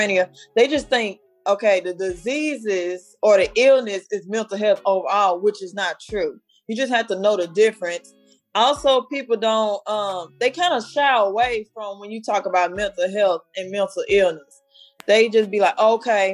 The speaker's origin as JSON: {"language": "English", "town": "Dallas", "region": "Texas", "country": "United States", "also_born_or_lived": "Houston, Texas", "accent": "Southern", "said": "I'm located in Houston right now. I'm originally from Dallas, Texas. I'm about to move back home because home is where the heart is"}